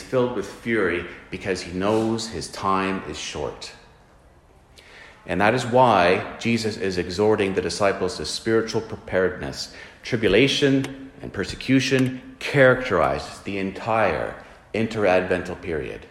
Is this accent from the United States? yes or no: no; Canada; as Christians living in 2023, as Canadian Christians